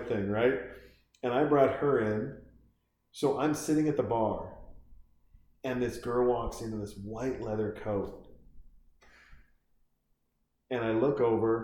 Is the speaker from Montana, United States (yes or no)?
yes; Bigfork, Montana, United States; I'm from Big Fork, Montana.